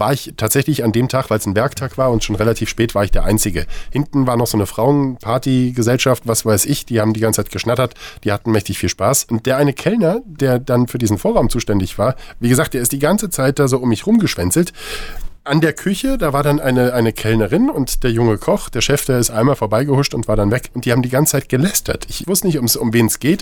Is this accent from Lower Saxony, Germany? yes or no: no; Saarland, Germany; moved away; also born or lived in Marburg; ich komme ja gebürtig aus dem Saarland